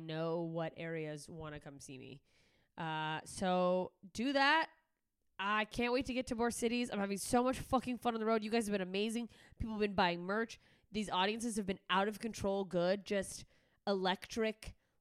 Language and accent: English; Anchorage, Alaska, United States; moved away; my home state of Alaska